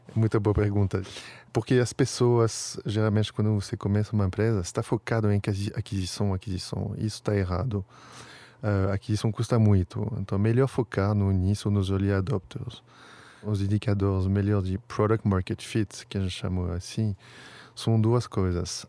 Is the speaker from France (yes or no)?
yes; Paris, Île-de-France, France; Portuguese is a second language; moved away as an adult; also born or lived in New York / England; now in São Paulo, Brazil; sou um parisiense da Gema, mas como você falou, faz um tempinho que eu moro aqui, então virei um brasileiro